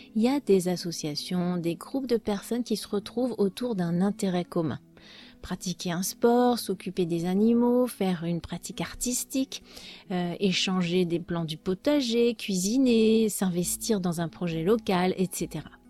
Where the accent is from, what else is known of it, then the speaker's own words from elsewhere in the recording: France; Chez nous en France